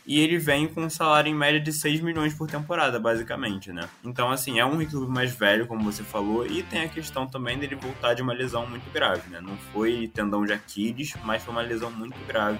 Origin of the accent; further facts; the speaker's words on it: Brazil; a gente sendo brasileiro